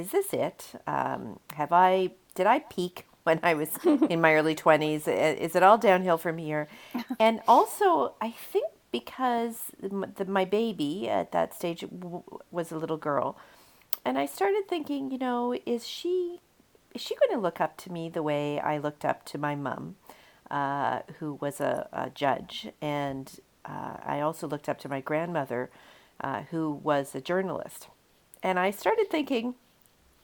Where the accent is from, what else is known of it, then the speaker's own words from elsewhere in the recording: Canada; I'm a Canadian